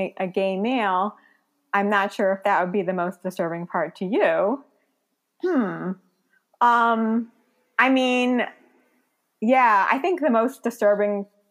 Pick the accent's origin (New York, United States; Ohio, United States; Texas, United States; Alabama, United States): New York, United States; New York City; moved away; I'm from Brooklyn